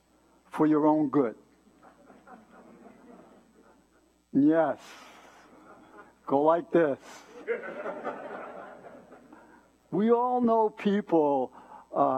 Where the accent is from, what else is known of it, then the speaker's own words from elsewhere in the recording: New York City, New York, United States; Born and raised in New York City. You can tell by the way I talk.